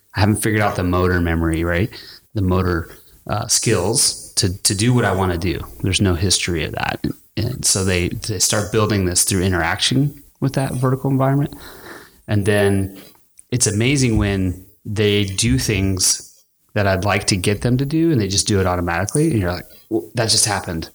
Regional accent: El Paso, Texas, United States; I grew up in El Paso, Texas

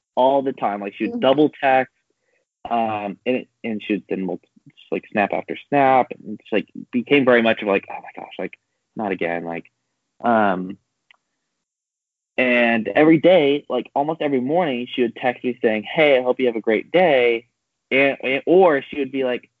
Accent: California, United States; also born or lived in San Diego; now in Kansas City, United States; I'm from California

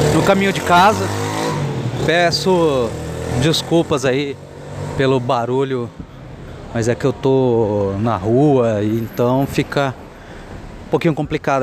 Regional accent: Cafelândia, São Paulo, Brazil; moved away as an adult; also born or lived in Bauru; now in São Paulo, Brazil; sou de Cafelândia, interior de São Paulo. Estou residindo agora em São Paulo, capital.

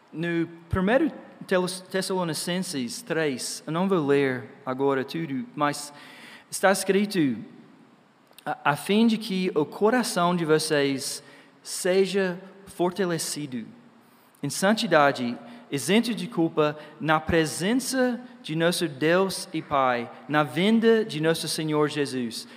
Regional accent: Georgia, United States; Portuguese is a second language; moved away; Eu sou dos Estados Unidos, né, no Georgia

